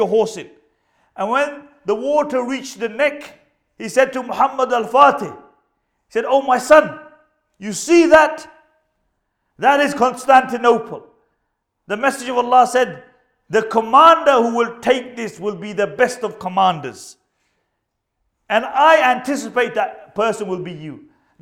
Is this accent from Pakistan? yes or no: yes; Punjab, Pakistan; I'm Pakistani myself